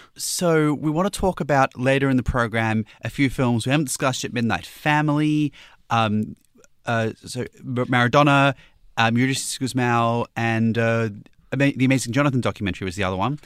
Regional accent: Newcastle, New South Wales, Australia; Newcastle, my hometown's next

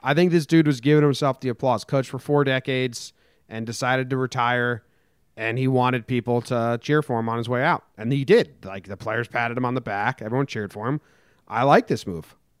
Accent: United States; moved away as an adult; also born or lived in New Jersey / Connecticut / California; I grew up in New Jersey and Connecticut

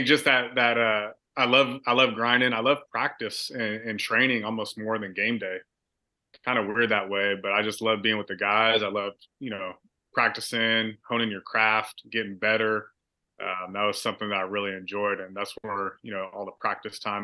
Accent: Vacaville, California, United States; also born or lived in Bay Area, California; I moved to Vacaville from the Bay Area

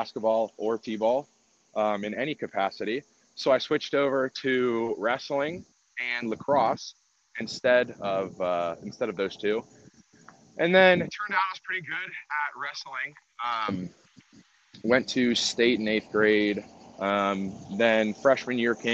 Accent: Worthington, Ohio, United States; I am originally from Worthington, Ohio, which is about 15 minutes north of Ohio State. Grew up in a nuclear family

